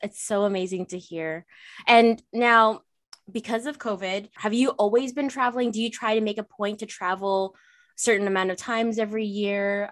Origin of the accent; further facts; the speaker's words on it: Canada; I'm Canadian